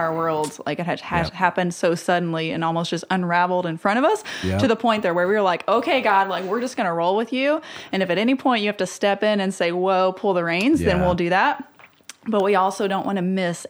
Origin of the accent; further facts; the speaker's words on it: Kentucky, United States; accent: drawl; now in Naples, United States; I'm a Kentucky girl